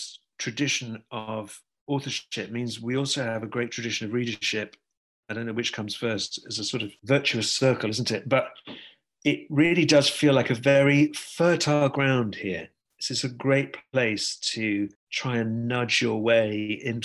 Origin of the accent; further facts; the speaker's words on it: the Northwest, North West England, United Kingdom; I'm from the same part of the world. I'm from the Northwest